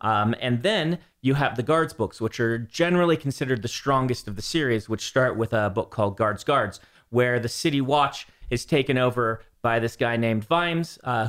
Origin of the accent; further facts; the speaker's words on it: Lincoln, Nebraska, United States; When I grew up in Lincoln, Nebraska, which is very humid in the summers